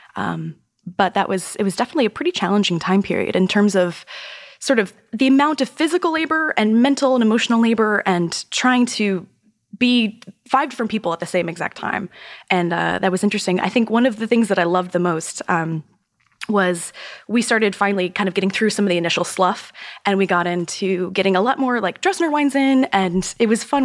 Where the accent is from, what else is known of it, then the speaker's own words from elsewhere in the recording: Florida, United States; moved away as an adult; now in New York City, United States; growing up in Florida